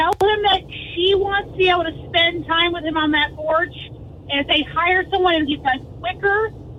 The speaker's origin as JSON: {"language": "English", "town": "DeBary", "region": "Florida", "country": "United States", "said": "from DeBerry."}